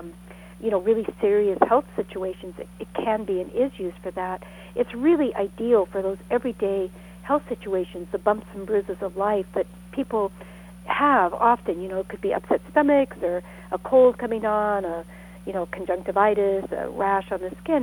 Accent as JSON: {"language": "English", "area": "Sonoma County", "region": "Northern California", "country": "United States", "tie": "born or raised there", "said": "I grew up in Northern California"}